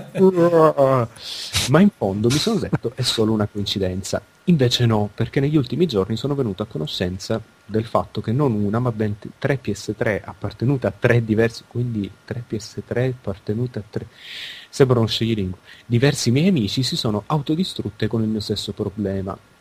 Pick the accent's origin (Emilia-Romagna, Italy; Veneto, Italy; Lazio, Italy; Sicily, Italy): Sicily, Italy; Palermo; è la mia città natale.